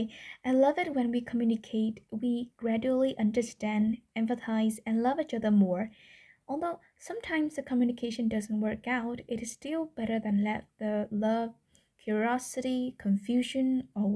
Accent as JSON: {"language": "English", "country": "Vietnam", "first_language": "Vietnamese", "second_language": "English", "said": "I'm speaking English instead of my mother tongue, Vietnamese"}